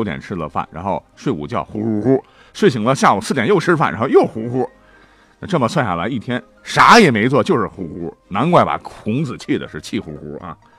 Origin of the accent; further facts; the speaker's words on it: China; 我们中国人已经有了一日三餐的习惯。